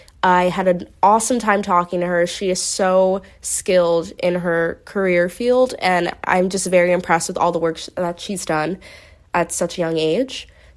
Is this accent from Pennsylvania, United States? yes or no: yes; Philadelphia, Pennsylvania, United States; I know we're both from Philly